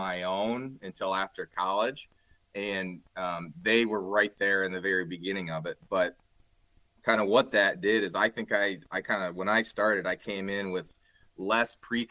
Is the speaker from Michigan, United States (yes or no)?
yes; Grand Rapids, Michigan, United States; We're all originally from Grand Rapids, Michigan